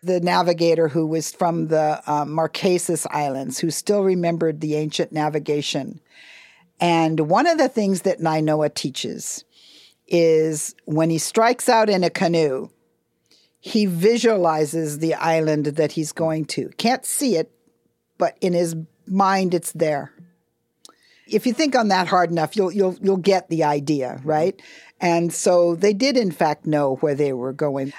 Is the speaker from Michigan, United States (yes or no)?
no; Hawaii, United States; we're Native people